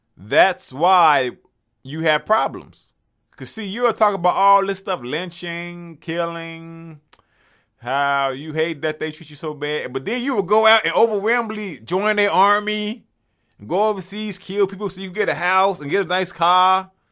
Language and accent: English; Chicago, Illinois, United States; I'm from Chicago.